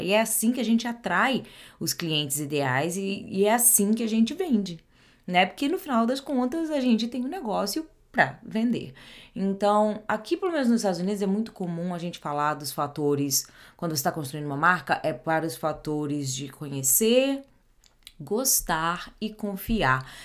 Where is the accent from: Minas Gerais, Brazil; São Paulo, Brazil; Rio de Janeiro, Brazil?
Rio de Janeiro, Brazil; first language Portuguese; moved away as an adult; now in New Jersey, United States; Eu sou carioca do Rio de Janeiro, mas já vai fazer 20 anos que eu moro fora do Brasil